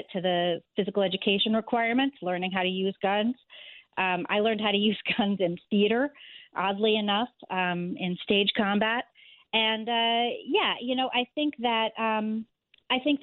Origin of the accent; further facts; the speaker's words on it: Northeast Corridor, United States; now in New York City, United States; I grew up entirely in the Northeast Corridor